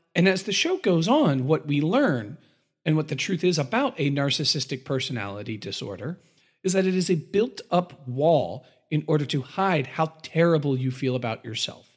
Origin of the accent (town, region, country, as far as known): United States